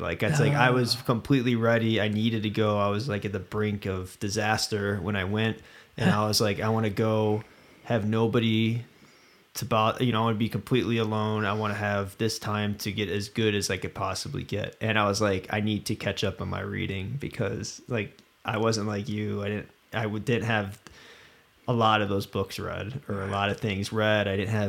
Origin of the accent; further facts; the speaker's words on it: Midwest, United States; I grew up in the Midwest and like for me, the West was like, when I first came out West, it was when I was 21